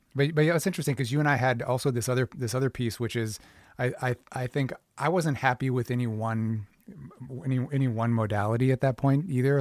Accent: Minneapolis, Minnesota, United States; moved away; also born or lived in New York; I'm from Minneapolis

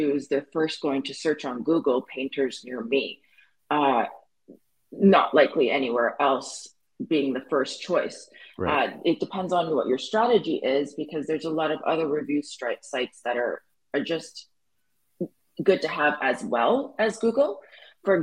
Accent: Canada; I'm Canadian

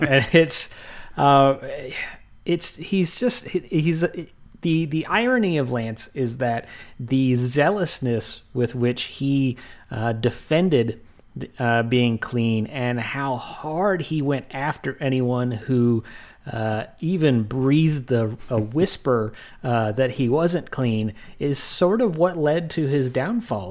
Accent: Texas, United States; growing up in Texas

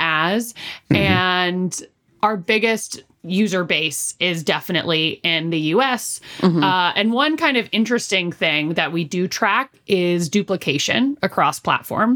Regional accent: San Francisco, California, United States; moved away; I'm from San Francisco originally

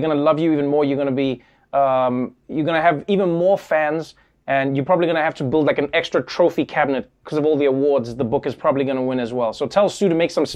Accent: South Africa; As a South African

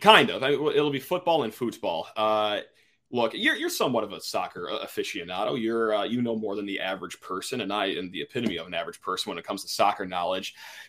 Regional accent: Ireland; My home country, Ireland, might have a tough time winning this time around.

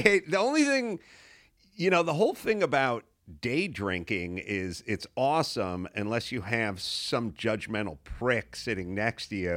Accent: Los Angeles, California, United States; I grew up in North Hollywood

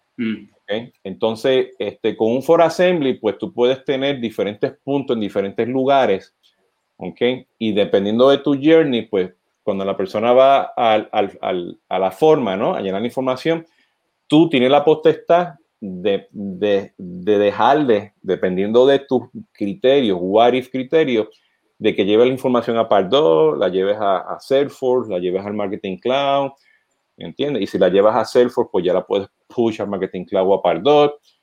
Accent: Puerto Rico; nosotros los boricuas, pues, aparte del acento

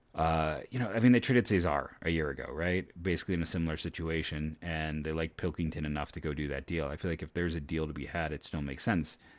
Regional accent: Ohio, United States; born and raised in Ohio

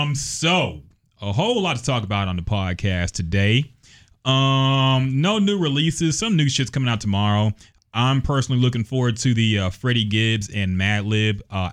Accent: Texas, United States; accent: Southern

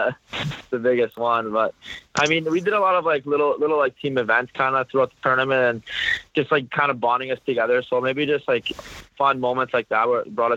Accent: Canada; also born or lived in Sarnia; now in St. Louis, United States; I'm from Canada

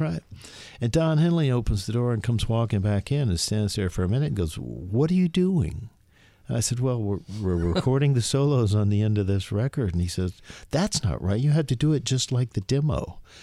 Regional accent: Gainesville, Florida, United States; moved away as an adult; I was from Florida

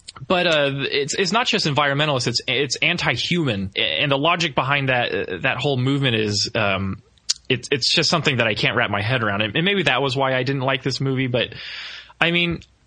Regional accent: Texas, United States; as a Texan

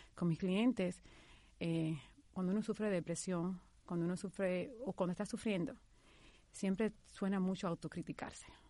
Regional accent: Dominican Republic; moved away as an adult; also born or lived in New York; now in United States; mi historia comienza hace 16 años cuando emigré de la República Dominicana a Nueva York

